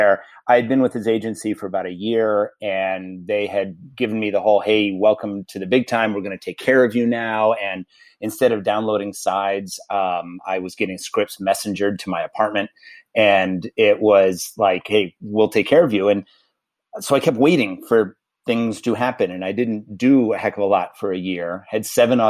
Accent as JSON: {"language": "English", "region": "East Coast", "country": "United States", "moved": "yes", "lives_now": "Los Angeles, United States", "said": "This is an East Coaster"}